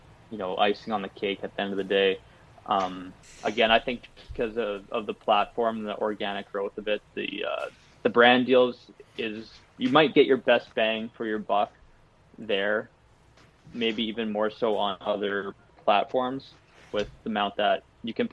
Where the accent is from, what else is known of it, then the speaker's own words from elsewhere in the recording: Canada; I'm Canadian.